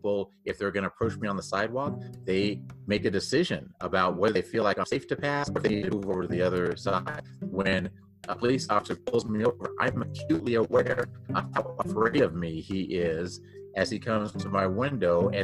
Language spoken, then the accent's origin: English; Texas, United States; moved away as an adult; now in Denver, United States; I grew up down in Texas, but I came here to Denver in 1991 to play for the Denver Broncos